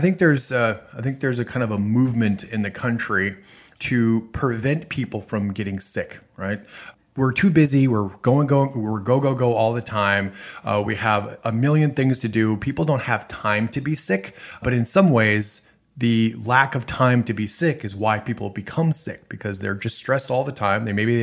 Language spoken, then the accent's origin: English; Minnesota, United States; And I'm originally from the Midwest, Minnesota